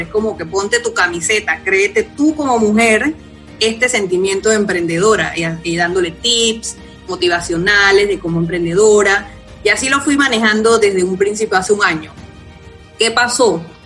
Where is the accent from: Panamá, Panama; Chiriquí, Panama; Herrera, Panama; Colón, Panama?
Herrera, Panama; Parita; moved away; yo soy de Correa de Parita, y nací allá y me crié allá, que es una finca donde tienen mis papás.